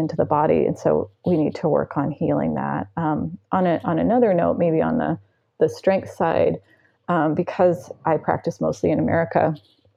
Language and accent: English; United States; I'm American